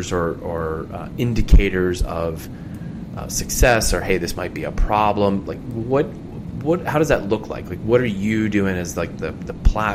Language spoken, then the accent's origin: English; Philadelphia area, Pennsylvania, United States; growing up because we kept seeing these commercials, and in the Philly area there were no Sonics